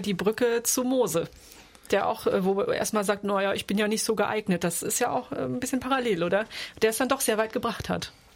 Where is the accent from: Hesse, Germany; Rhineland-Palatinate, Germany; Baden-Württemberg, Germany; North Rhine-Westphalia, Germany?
Hesse, Germany; Offenbach am Main; Ich komme aus Offenbach